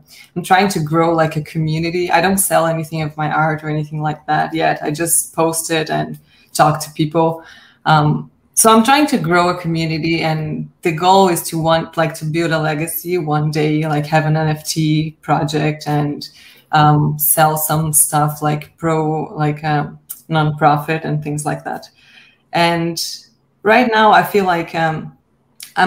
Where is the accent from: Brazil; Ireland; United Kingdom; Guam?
Brazil; now in Canada; I'm from Brazil, but I live in Canada now.